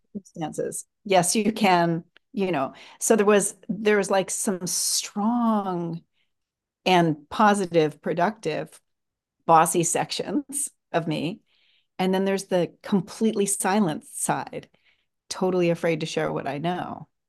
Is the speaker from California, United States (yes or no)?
yes; Los Angeles, California, United States; I'm from Los Angeles. I am 61 years old